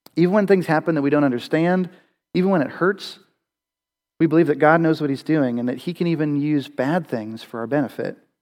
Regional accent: Western Pennsylvania, United States; I, I grew up in Western Pennsylvania

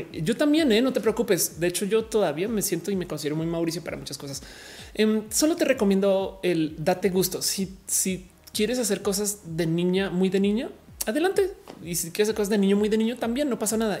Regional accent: Colombia; moved away as an adult; also born or lived in United States / Australia; now in Mexico; me crié eh, en Colombia

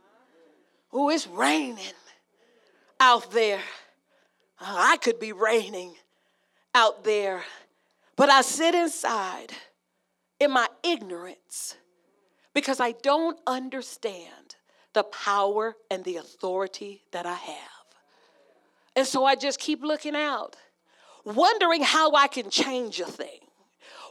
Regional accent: Las Vegas, Nevada, United States; I'm from Vegas.

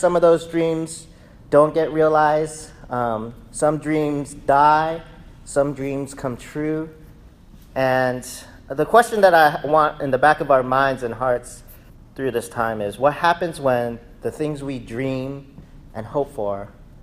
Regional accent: Texas, United States; in my childhood, we grew up in Texas

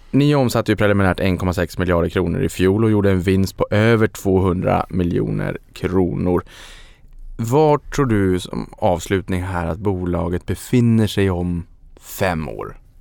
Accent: Sweden; som svensk

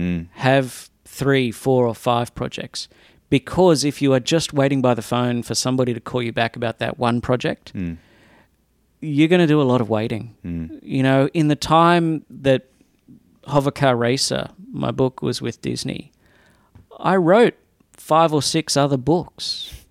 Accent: Australia; moved away as an adult; also born or lived in Sydney; now in Los Angeles, United States

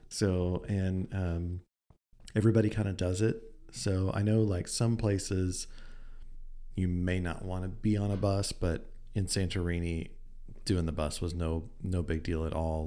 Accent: United States; we're from America

